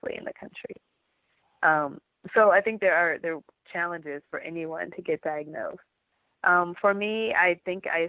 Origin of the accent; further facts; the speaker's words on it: Michigan, United States; now in Southern California, United States; I was raised in the Midwest in Michigan